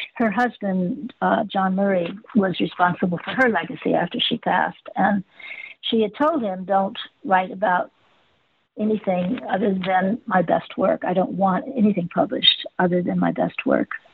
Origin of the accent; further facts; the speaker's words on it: Los Angeles, California, United States; I grew up in Hollywood